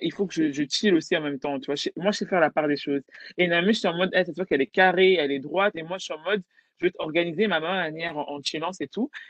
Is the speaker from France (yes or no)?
no; Belgium; je suis belge d'origine congolaise